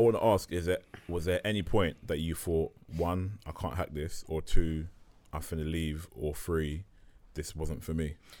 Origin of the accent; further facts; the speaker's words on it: London, United Kingdom; I'm from North London, so I used to see Blitz training at Market Road